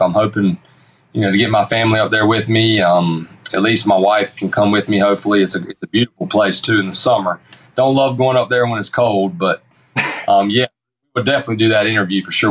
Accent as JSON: {"language": "English", "town": "Sanford", "region": "North Carolina", "country": "United States", "accent": "Sanford"}